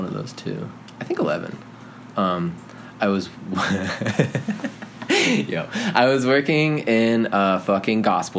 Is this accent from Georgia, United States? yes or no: no; Denver, Colorado, United States; moved away as an adult; also born or lived in New York; I grew up in Denver, but again, like I spent my whole life kind of going in between the two.